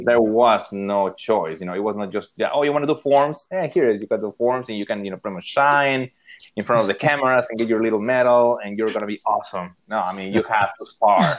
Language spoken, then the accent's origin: English; Monterrey, Nuevo León, Mexico; moved away as an adult; also born or lived in Sarasota, Florida / Austin, Texas; I'm from Monterrey, Monterrey, Mexico.